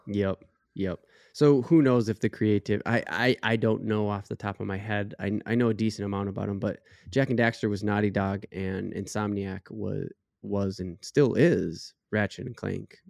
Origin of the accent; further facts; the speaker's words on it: United States; as an American